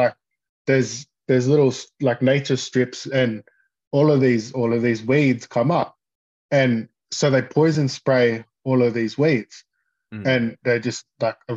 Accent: Toowoomba, Queensland, Australia; I'm from Toowoomba

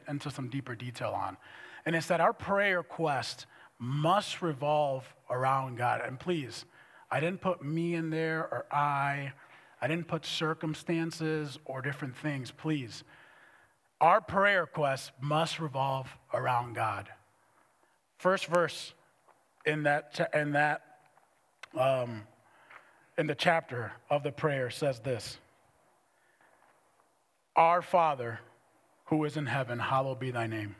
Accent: Dominican Republic; moved away as an adult; also born or lived in Minneapolis; I was raised in the Dominican Republic.

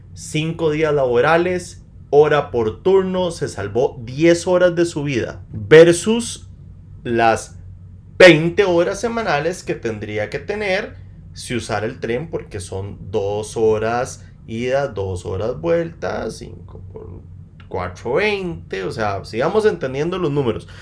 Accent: Costa Rica; Yo vengo como un costarricense más

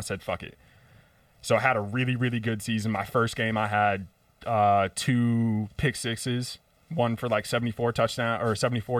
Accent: Southington, Connecticut, United States; growing up in Southington

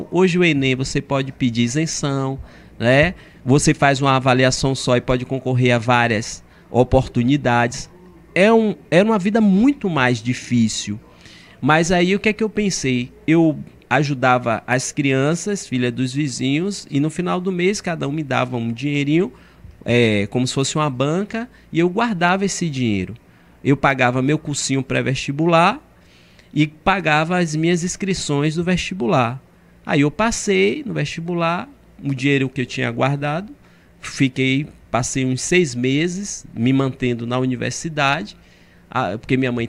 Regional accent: Cruz das Almas, Bahia, Brazil; Eu vim do interior, é, sou de Cruz das Almas.

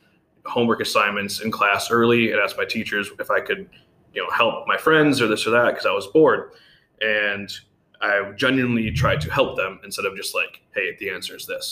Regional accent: Michigan, United States; moved away as an adult; now in Bahrain; I wanted to get out of Michigan anyway, just because, you know, my suburb was great. I liked where I grew up

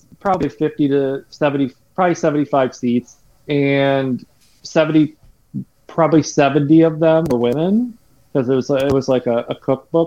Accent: Michigan, United States; I'm from Michigan.

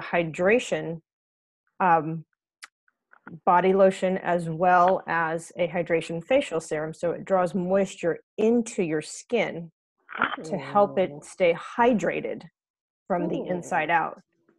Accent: Texas, United States; also born or lived in Iowa, United States / Brooklyn, United States / Virginia, United States / England; now in New Jersey, United States; I'm originally from Texas, but have spent quite a lot of time in lots of different places, from Iowa to Brooklyn to Virginia to here in New Jersey and in New York, and spent almost 2 years in England.

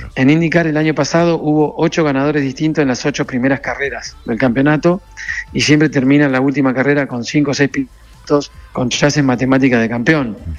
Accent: Corrientes, Argentina; moved away as an adult; also born or lived in Buenos Aires, Argentina / Miami, United States; now in United States; Yo en Argentina de los 18 años me fui a Buenos Aires desde Corrientes. Eh, yo nací igual en Buenos Aires, pero estuvimos terminé el secundario en Corrientes

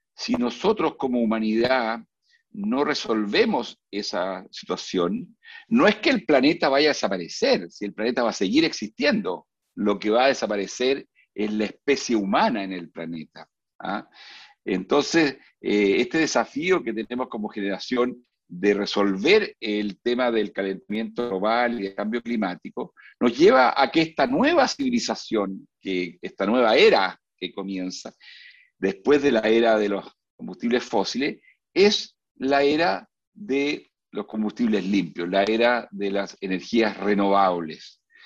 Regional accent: Chile; Esto no lo digo yo como chileno

